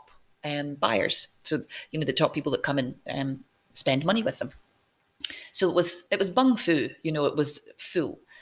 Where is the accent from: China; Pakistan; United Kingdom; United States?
United Kingdom; Scotland; I'm Scottish